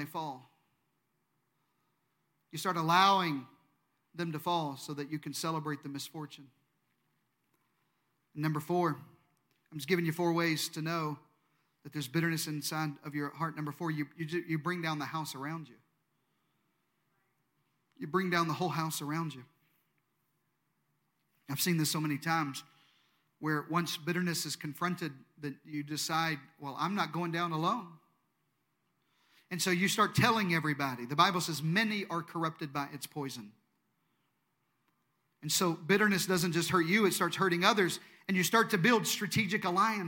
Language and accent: English; Deep South, United States; I'm from the Deep South. In the Deep South, we say things like, oh, bless their heart.